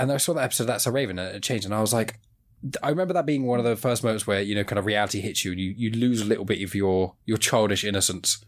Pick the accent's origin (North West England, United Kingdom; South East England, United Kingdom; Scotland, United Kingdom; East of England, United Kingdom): South East England, United Kingdom; Southampton; I'm from Southampton in, in England